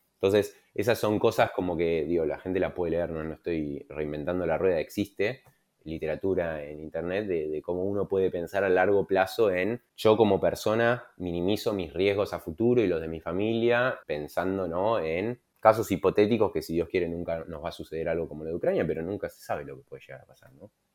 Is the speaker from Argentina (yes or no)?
yes; Argentina; siendo argentino